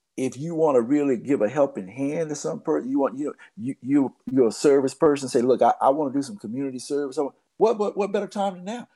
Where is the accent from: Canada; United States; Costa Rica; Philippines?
United States; Baldwin, Florida; on Del Monte Street, where I grew up in Baldwin, Florida